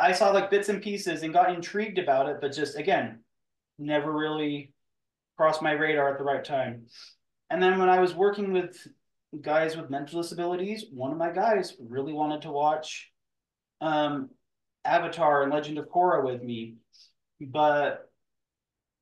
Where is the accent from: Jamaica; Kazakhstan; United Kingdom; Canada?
Canada; Western Canada; living on the western side of Canada